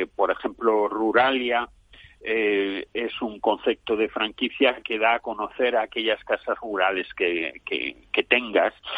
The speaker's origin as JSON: {"language": "Spanish", "country": "Spain"}